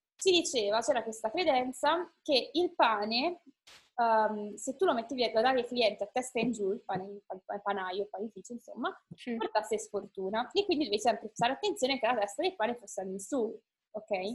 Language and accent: Italian; Italy; siamo noi eh, sfigati italiani